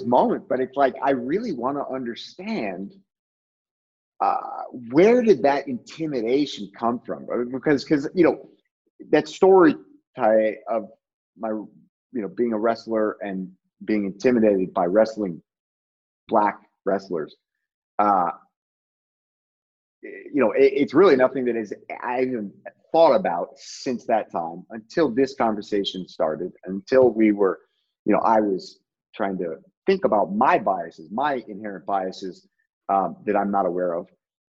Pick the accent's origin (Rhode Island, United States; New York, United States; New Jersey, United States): Rhode Island, United States; Barrington; I grew up in Barrington, Rhode Island